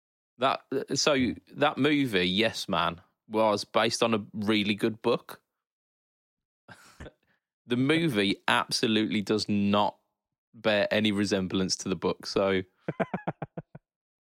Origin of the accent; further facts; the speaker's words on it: United Kingdom; a British man.